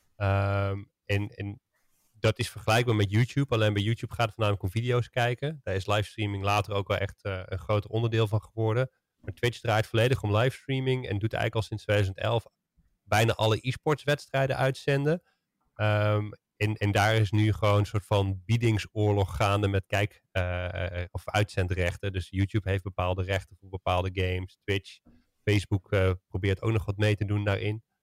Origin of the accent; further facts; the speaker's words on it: Netherlands; als Nederlanders